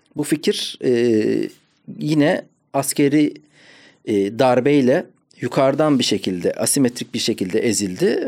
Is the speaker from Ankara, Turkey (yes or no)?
yes; Ankara, Turkey; Ankara'da büyüdüm.